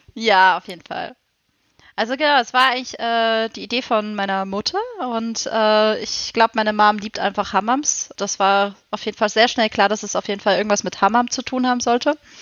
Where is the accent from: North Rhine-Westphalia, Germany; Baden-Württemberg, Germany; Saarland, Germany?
Baden-Württemberg, Germany; Freiburg; ich komme, wie schon gesagt, aus Freiburg, der sonnigsten ja, Stadt